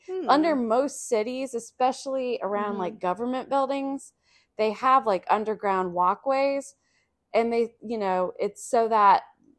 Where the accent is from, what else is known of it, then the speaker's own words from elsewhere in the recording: Columbus, Ohio, United States; I grew up in Columbus, Ohio. There's no subway there.